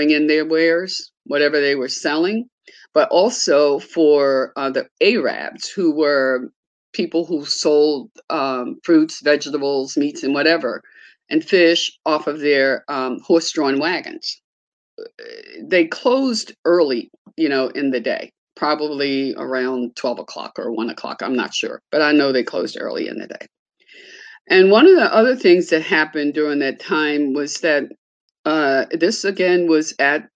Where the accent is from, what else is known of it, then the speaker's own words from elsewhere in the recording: Baltimore, Maryland, United States; I was born in Baltimore in 1943 on Paca Street, just about 2.5 blocks from the Lexington Market. And I lived on Paca Street until I was about 13 or 14 years old.